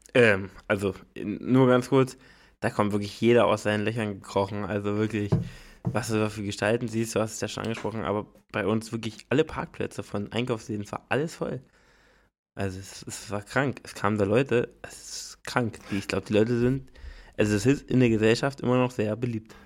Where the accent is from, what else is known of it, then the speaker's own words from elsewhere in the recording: the East, eastern Germany, Germany; wir kommen ja aus dem Osten